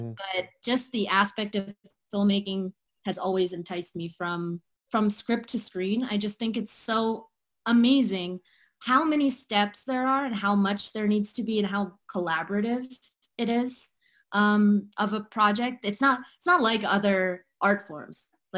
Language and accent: English; India; And what's interesting about being an Indian actress is that it's not necessarily always on the table that you can, go into the arts.